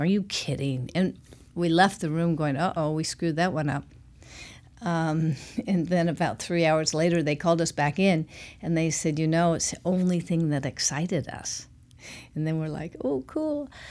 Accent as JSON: {"language": "English", "town": "Portland", "region": "Oregon", "country": "United States", "tie": "born or raised there", "said": "I'm from Portland, Oregon. I'm one of the few born and raised in Portland"}